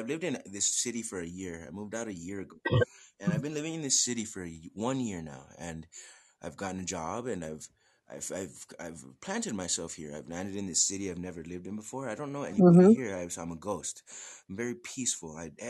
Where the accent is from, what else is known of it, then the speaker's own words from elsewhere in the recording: Southwest United States, United States; No, I'm from the Southwest United States.